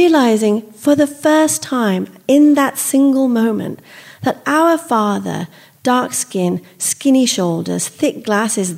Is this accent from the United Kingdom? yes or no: yes; Solihull, West Midlands, United Kingdom; moved away as an adult; also born or lived in India; now in United States; I'm an Indian immigrant, and while I live in America now, I grew up in Solihull, just outside Birmingham